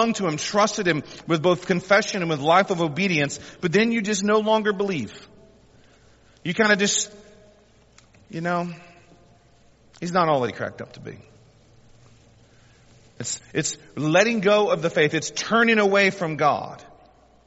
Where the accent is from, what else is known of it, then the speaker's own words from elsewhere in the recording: the South, United States; We're most of us born and raised in the South